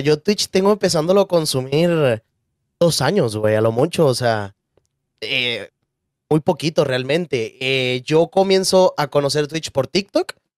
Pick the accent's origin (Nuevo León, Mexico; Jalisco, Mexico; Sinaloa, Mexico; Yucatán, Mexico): Nuevo León, Mexico; Monterrey; soy de Monterrey, tengo 22 años